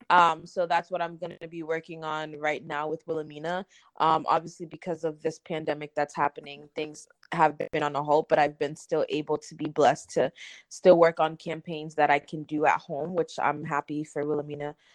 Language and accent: English; Massachusetts, United States; moved away as an adult; also born or lived in New York City; I'm originally from Massachusetts. Um, I guess we have the mutual friend Lily. Um, I'm, um, we're both from Massachusetts, I guess, and then we have um, I'm also of Caribbean descent. My parents are Haitian.